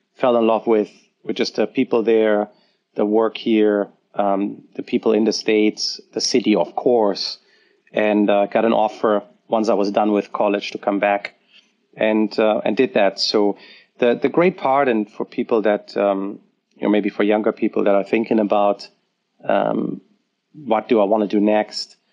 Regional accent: Germany; born or raised there

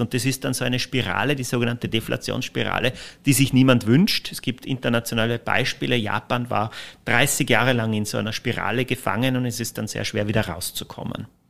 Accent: Austria

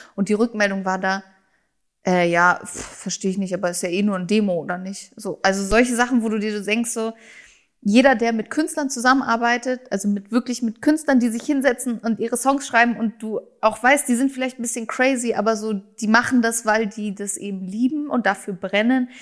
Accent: Germany; first language German; bin ja auch Deutsche, ich bin hier geboren, ich lebe hier, das ist meine Muttersprache

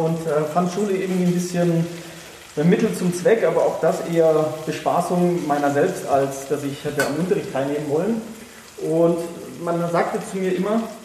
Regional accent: Freiburg, Baden-Württemberg, Germany; ich komme ja gebürtig aus Freiburg

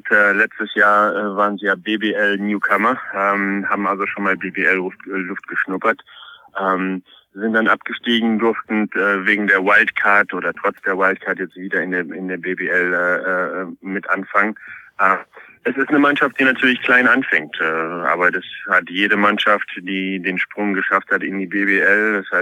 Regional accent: Poland; now in Germany; ich bin ja gebürtiger Pole. In Polen spricht man … aus.

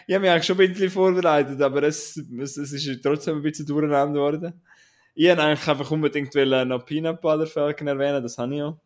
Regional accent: Switzerland; wir sind Schweizer

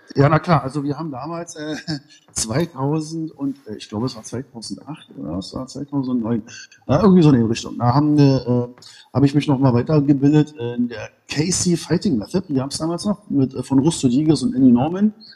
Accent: Berlin, Germany; waschecht aus Berlin-Ost, genau. Dann bin ich aus Berlin-Mitte, jetzt äh, im Moment in Berlin-Treptow

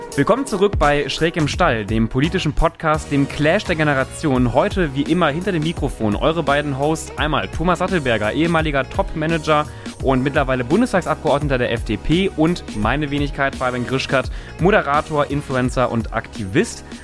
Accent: Germany; als, als, als Deutscher, aber auch als Europäer

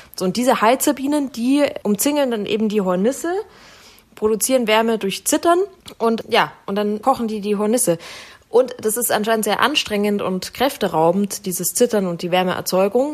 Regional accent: Munich, Bavaria, Germany; ich Münchner

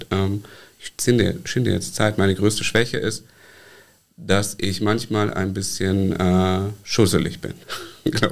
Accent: Koblenz, Rhineland-Palatinate, Germany; now in Mainz, Germany; Ich sage immer, ich komme eigentlich aus Koblenz, aber ich komme eigentlich nicht mehr aus Koblenz, sondern aus Wolken.

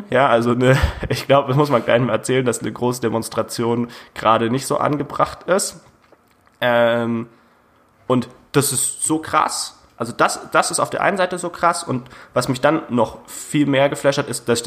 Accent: Bavaria–Hesse border, Germany; ich komme ja aus der Grenze zwischen Bayern und Hessen

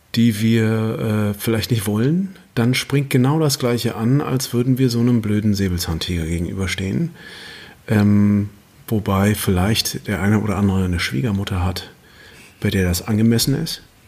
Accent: Germany; wir Deutschen

